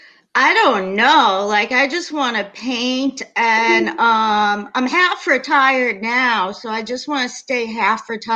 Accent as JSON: {"language": "English", "area": "North Shore", "region": "Massachusetts", "country": "United States", "tie": "born or raised there", "lives_now": "Boston, United States", "said": "I grew up on the North Shore of Mass. I went to college in Boston."}